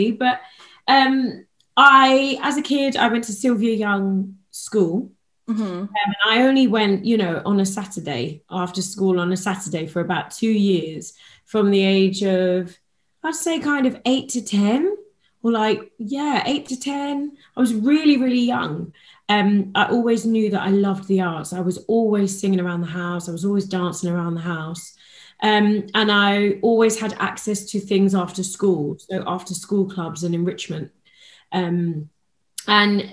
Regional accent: London, United Kingdom; I was born and raised in West London, born in White City, Shepherd's Bush

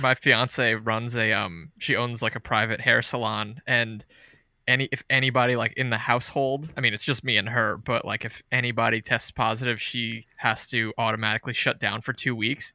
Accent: New Jersey, United States; moved away as an adult; now in North Carolina, United States; I live in North Carolina now, but I'm from Jersey

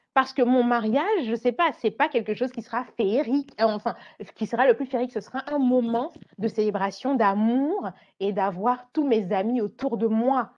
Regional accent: Côte d’Ivoire; j'aimais à Abidjan, parce que j'ai grandi en Côte d'Ivoire

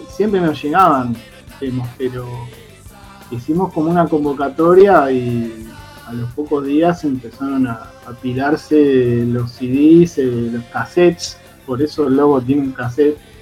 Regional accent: Buenos Aires, Argentina; also born or lived in Palermo, Buenos Aires; yo soy de Villaluro, vivo en Palermo, pero la casa de mi vieja es en Villaluro, que es un barrio, para el que no sepa, ahí en Mendoza, entre Liniers y Floresta, del oeste de Capital

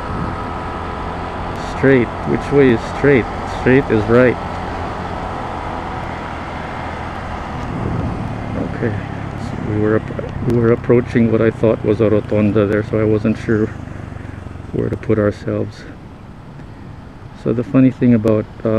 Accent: Philippines; first language Tagalog; English is a second language; I grew up in the Philippines. My first language was Tagalog

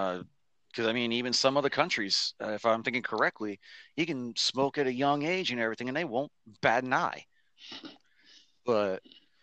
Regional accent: east of Orlando, Florida, United States; home state's down there in Florida. Closest big city that everybody should know is Orlando. I'm actually east of Orlando towards the coast.

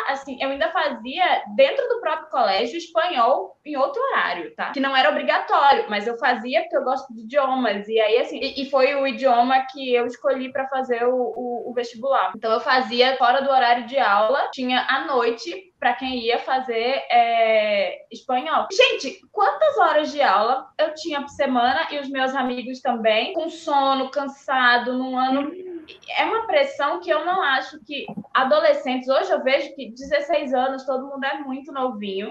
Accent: Recife, Pernambuco, Brazil; now in São Paulo, Brazil; Eu moro em São Paulo, mas eu venho de Recife

